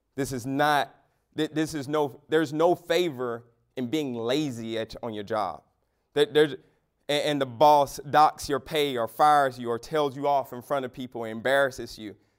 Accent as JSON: {"language": "English", "country": "United States", "said": "American Christians"}